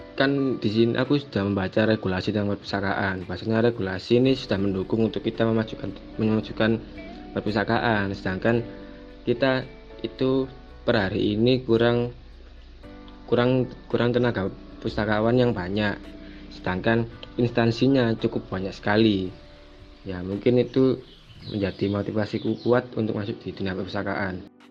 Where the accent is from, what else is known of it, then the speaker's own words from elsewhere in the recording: Surabaya, East Java, Indonesia; saya benar asli dari Surabaya